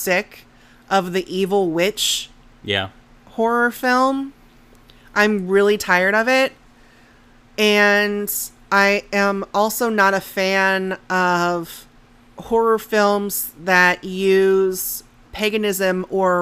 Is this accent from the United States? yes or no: yes; United States; I'm an American